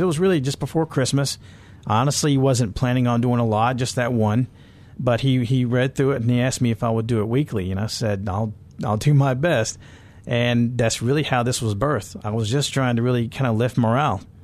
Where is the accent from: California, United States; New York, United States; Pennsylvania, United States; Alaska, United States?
California, United States; I grew up in California